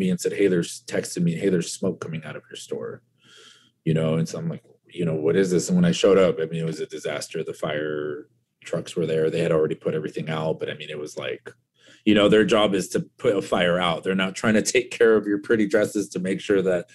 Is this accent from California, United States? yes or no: yes; Orange County, California, United States; I was just this kid from Orange County